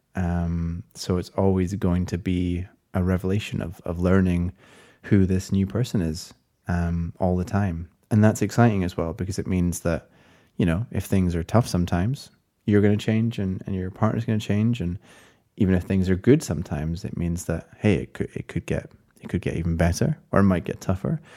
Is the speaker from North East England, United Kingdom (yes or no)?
no; Scotland, United Kingdom; as a Scottish person